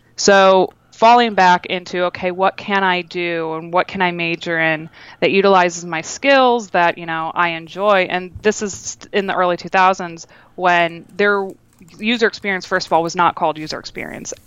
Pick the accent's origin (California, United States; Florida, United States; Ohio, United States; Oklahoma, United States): Ohio, United States; Toledo; now in Boston, United States; I'm originally from Toledo, Ohio